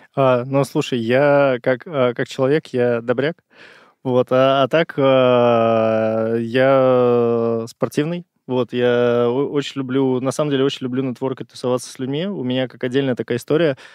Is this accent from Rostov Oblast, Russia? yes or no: no; Saint Petersburg, Russia; moved away as an adult; now in Moscow, Russia; Я изначально из Питера. Вот, полтора года назад перебрался в Москву